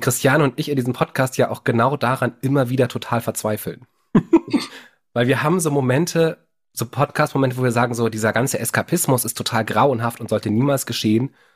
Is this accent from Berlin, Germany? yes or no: yes; Berlin, Germany; Als Berliner